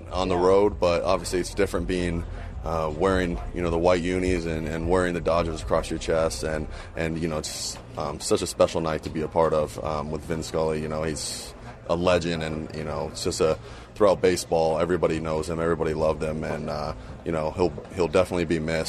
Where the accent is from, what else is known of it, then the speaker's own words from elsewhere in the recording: Las Vegas, Nevada, United States; moved away as an adult; also born or lived in New York; now in Los Angeles, United States; growing up in Las Vegas